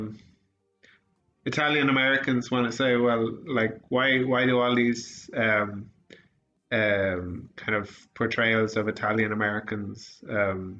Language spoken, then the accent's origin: English; Sligo, Connacht, Ireland; also born or lived in United Kingdom; growing up in Sligo